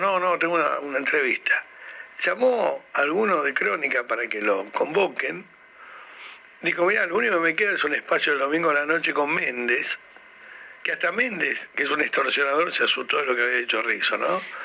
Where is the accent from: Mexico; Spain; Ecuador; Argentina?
Argentina